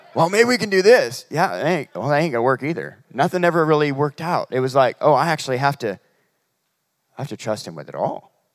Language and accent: English; Humboldt County, California, United States; moved away; we're from, uh, Humboldt County. It's near Reading, about three hours away